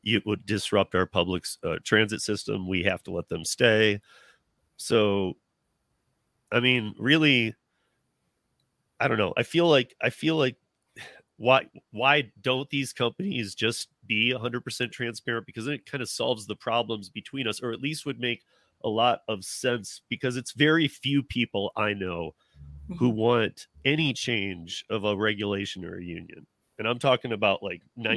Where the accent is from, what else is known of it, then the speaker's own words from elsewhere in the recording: East Lansing, Michigan, United States; now in Colorado, United States; I'm originally from Michigan, but I've been out here about 26 years now